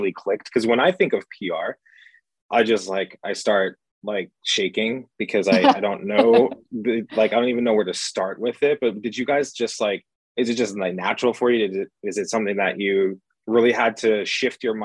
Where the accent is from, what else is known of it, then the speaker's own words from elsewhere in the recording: New York, United States; now in Los Angeles, United States; I'm from New York, grew up, raised in New York, and I live in Los Angeles right now.